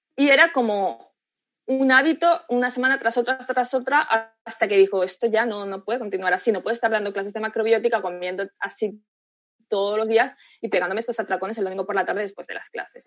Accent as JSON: {"language": "Spanish", "country": "Spain", "said": "yo también soy española"}